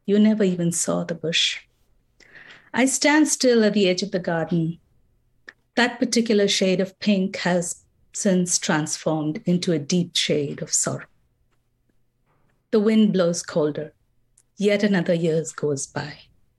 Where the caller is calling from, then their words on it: Minnesota, United States; I'm calling from Minnesota.